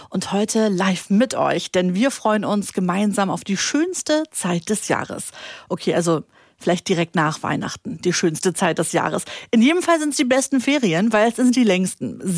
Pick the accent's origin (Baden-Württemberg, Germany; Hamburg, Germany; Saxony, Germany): Hamburg, Germany; Wie alt bist du denn? Acht. Und woher kommst du? Ähm, ich komme aus Hamburg.